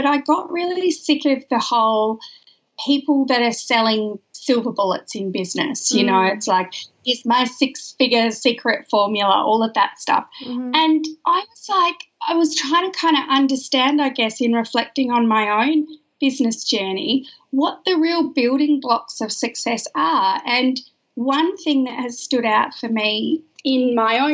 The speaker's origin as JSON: {"language": "English", "town": "Perth", "region": "Western Australia", "country": "Australia", "moved": "yes", "lives_now": "Melbourne, Australia", "said": "I am an Australian girl who lives in Melbourne, but I'm from Perth originally."}